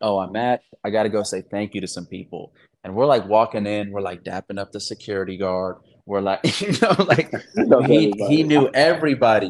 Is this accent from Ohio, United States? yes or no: yes; Akron, Ohio, United States; moved away as an adult; also born or lived in Raleigh, North Carolina / Los Angeles, California / New York; now in San Diego, United States; I moved when I was like a year to Akron. I did everything in Akron. I grew up there